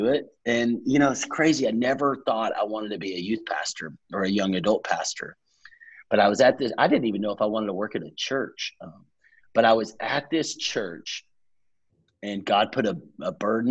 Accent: Texas, United States; moved away as an adult; now in Atlanta, United States; I grew up in Texas, worked for a camp ministry

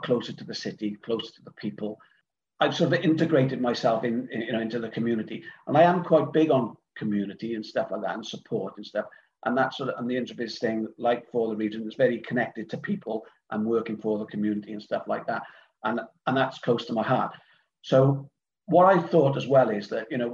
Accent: Cardiff, Wales, United Kingdom; moved away as an adult; now in Swansea, United Kingdom; I'm originally from Cardiff

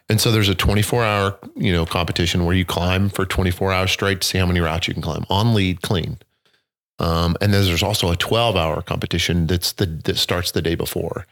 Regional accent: southern Missouri, United States; I grew up in the country, you know, running through streams and rivers in southern Missouri

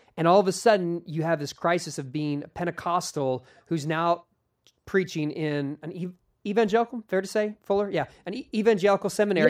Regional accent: Philadelphia, Pennsylvania, United States; also born or lived in Phoenixville, Pennsylvania; I was born in Philadelphia, West Philadelphia, to be exact, is where I was born and raised

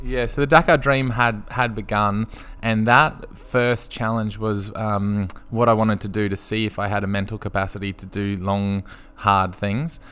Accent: Brisbane, Queensland, Australia; I grew up in Brisbane on the south side

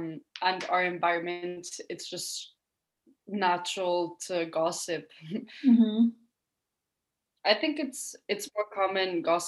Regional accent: Italy; moved away; I'm 17. I come from Italy

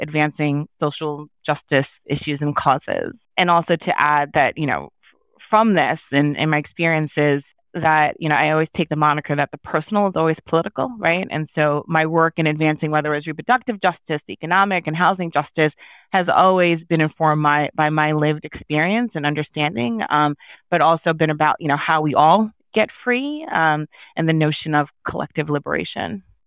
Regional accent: New York, United States; first language Haitian Creole; English is a second language; I was born in New York to Haitian immigrants, um, as a first generation person, you know, my first language growing up was Haitian Creole

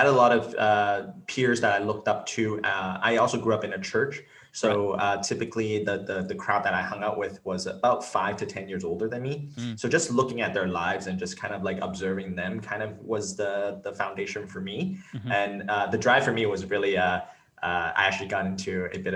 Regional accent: Richmond, British Columbia, Canada; also born or lived in Hong Kong / Vancouver; I was actually born in Hong Kong, but raised here in Richmond, BC.

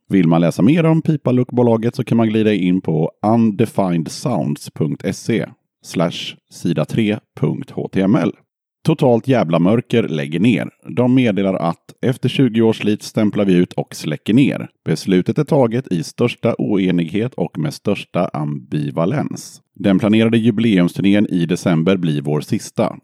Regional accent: Eskilstuna, Södermanland, Sweden; moved away; jag är ju född i Eskilstuna

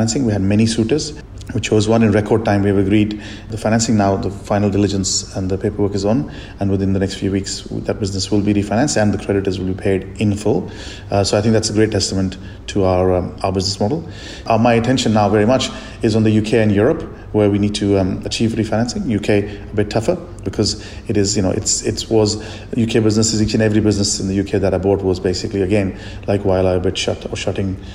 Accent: India; moved away; I'm from India and still have a lot of friends and family there

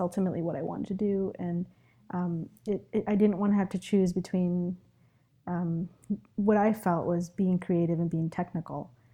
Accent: New York City, New York, United States; also born or lived in Ecuador; I was actually, I was born in Ecuador, but I've been living in New York City since I was four

